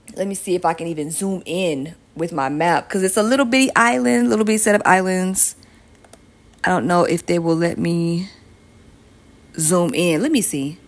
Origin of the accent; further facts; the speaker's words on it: Georgia, United States; Georgia at number one. Shout out to my home state